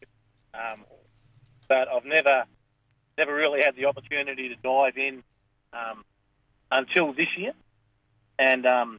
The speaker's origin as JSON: {"language": "English", "area": "the Mallee, near Birchip", "region": "Victoria", "country": "Australia", "tie": "born or raised there", "said": "when I was growing up, I actually grew up at a town called Nullarbor, which... about 20 miles from Birchip."}